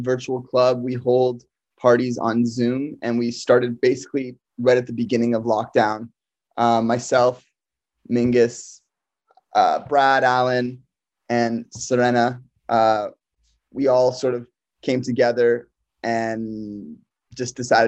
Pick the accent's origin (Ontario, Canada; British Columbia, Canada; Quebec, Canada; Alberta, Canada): Ontario, Canada; also born or lived in Hamilton / Brampton / Toronto; Toronto has been where I've also grown up. I grew up in Hamilton and then to Brampton and then to Toronto